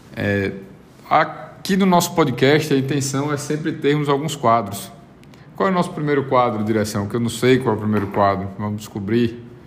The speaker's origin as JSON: {"language": "Portuguese", "country": "Brazil", "also_born_or_lived": "Uruguay", "said": "como bom brasileiro e é, falante de português"}